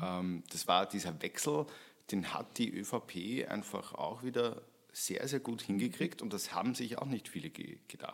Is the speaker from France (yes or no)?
no; St. Pölten, Lower Austria, Austria; moved away as an adult; now in Vienna, Austria; St. Pölten äh, hernehmen, meine Heimatstadt